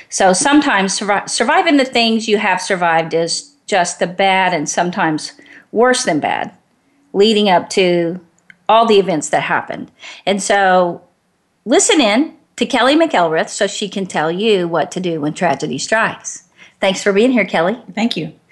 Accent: Garland, Texas, United States; now in Georgia, United States; grew up in Garland, Texas.

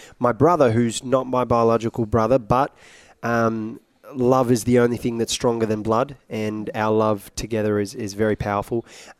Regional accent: Iraq; No, I'm originally from Iraq.

